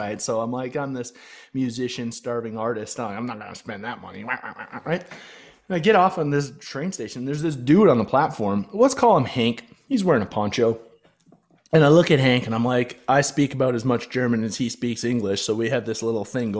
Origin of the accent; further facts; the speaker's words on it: Canada; I'm a Canadian, I'm friendly, and I'm fit